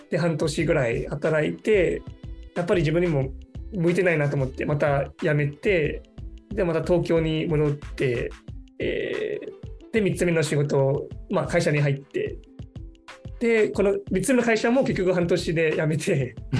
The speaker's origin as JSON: {"language": "Japanese", "country": "Singapore", "tie": "born or raised there", "second_language": "Japanese", "moved": "as an adult", "lives_now": "Japan", "said": "私はシンガポールで生まれ育ってで日本語を勉強し始めたのは13歳の頃ですね"}